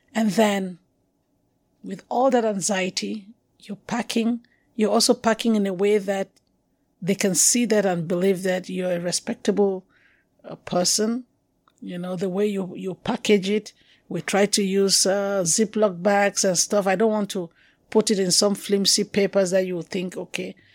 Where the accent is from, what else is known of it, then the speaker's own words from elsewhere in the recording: Cameroon; accent: anglophone; moved away as an adult; also born or lived in Yaoundé; I'm originally from Cameroon.